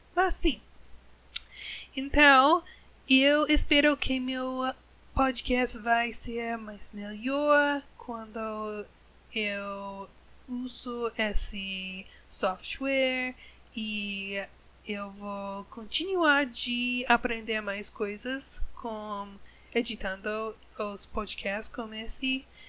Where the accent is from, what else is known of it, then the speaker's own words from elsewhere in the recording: United States; Portuguese is a second language; Eu sou americana, eu sou gringa, uma gringa